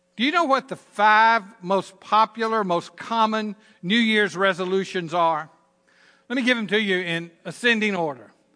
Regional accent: Southern Virginia, United States; accent: Southern Virginia; my Southern Virginia accent

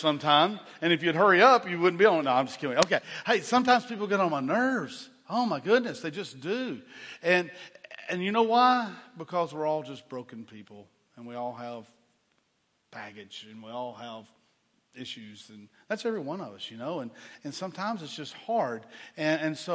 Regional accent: Chattanooga, Tennessee, United States; I grew up in Chattanooga, Tennessee

